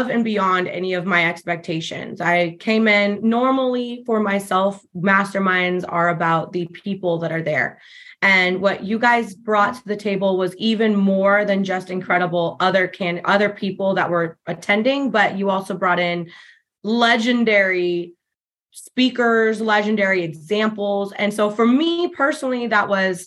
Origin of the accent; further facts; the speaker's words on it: Denver, Colorado, United States; moved away as an adult; now in Arizona, United States; I'm born and raised in Denver, Colorado